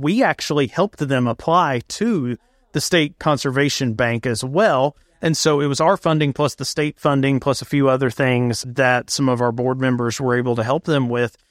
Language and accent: English; East Tennessee, United States; moved away as an adult; now in Greenville, United States; I'm from East Tennessee